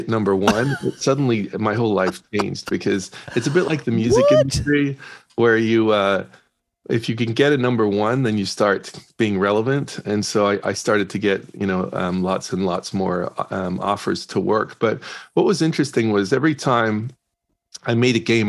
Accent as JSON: {"language": "English", "region": "Northern Ireland", "country": "United Kingdom", "said": "I'm from Ireland, Northern Ireland"}